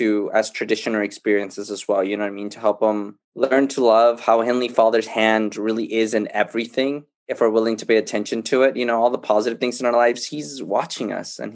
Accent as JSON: {"language": "English", "country": "El Salvador", "tie": "born or raised there", "said": "I was born in El Salvador, and when I was little, my parents came to the States, and so I was raised by my grandma and grandpa"}